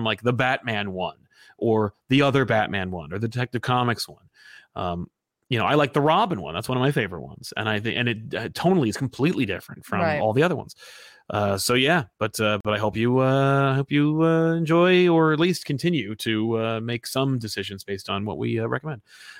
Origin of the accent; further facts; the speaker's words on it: New Jersey, United States; I'm from Jersey.